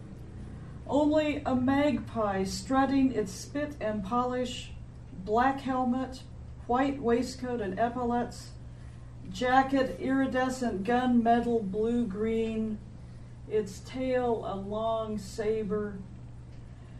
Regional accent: Emporia, Kansas, United States; now in Lawrence, United States; I'm from Emporia originally.

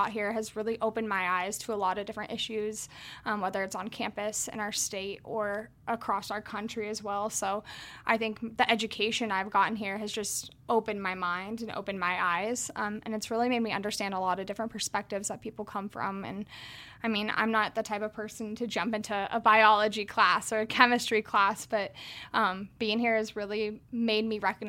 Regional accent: Billings, Montana, United States; I grew up in Montana

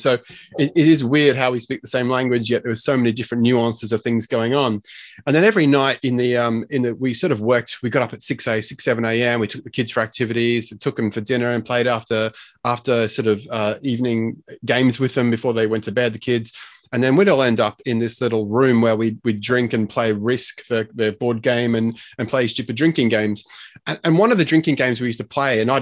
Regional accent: Australia; accent: strange sort of weird accent; also born or lived in United Kingdom; I'm Australian. I grew up here.

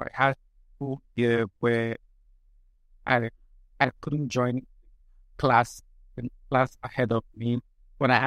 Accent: Lagos, Nigeria; I was born, raised in Lagos. Well, I'm not from Lagos, but I was born, raised in Lagos.

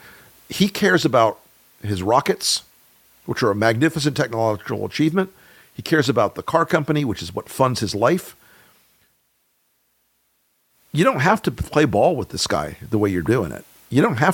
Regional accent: Deep South, United States; I'm from the South. I'm from the deep South. I live in North Florida

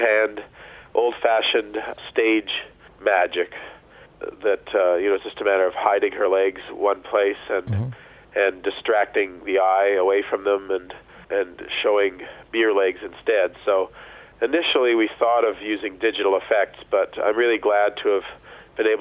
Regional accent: Canada

